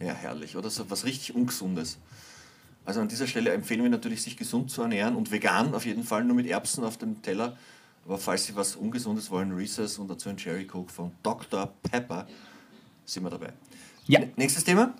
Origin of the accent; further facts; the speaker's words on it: Hinterbrühl, Lower Austria, Austria; Ich bin nämlich aufgewachsen in der Hinterbrühl